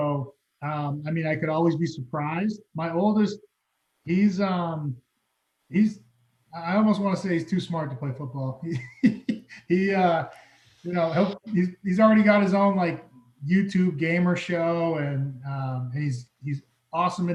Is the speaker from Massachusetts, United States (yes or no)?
yes; Massachusetts, United States; moved away as an adult; also born or lived in Los Angeles, California; now in Seattle, United States; I grew up from the time, you know, I was little until 18, I grew up in Massachusetts